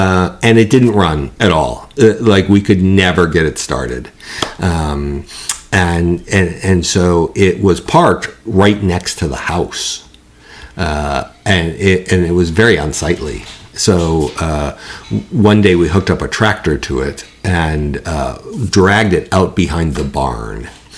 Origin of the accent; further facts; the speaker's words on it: Holland, New York, United States; also born or lived in Buffalo suburb, New York; I grew up in Holland, New York, which is a rural area about 45 minutes south of Buffalo, New York. It is the land that time forgot, filled with farms